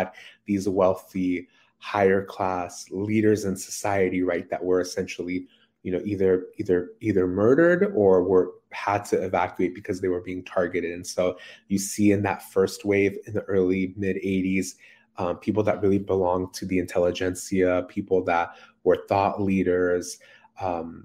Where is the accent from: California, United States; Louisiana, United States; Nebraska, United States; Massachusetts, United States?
California, United States; San Francisco Bay Area; growing up in the San Francisco Bay Area